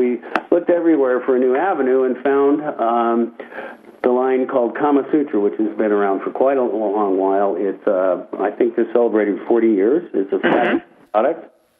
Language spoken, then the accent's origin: English; Phoenix, Arizona, United States; moved away as an adult; also born or lived in Virginia; now in Colorado, United States; I grew up in Phoenix, then went to the University of Virginia and graduated, interestingly enough, from my perspective, with a degree in architecture